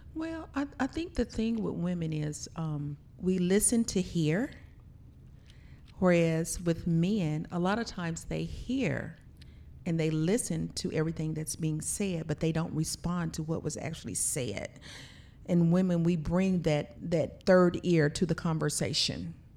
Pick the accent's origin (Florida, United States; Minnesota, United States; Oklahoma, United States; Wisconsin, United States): Oklahoma, United States; Blanchard; our family, we're traditionally from Blanchard, Oklahoma, small town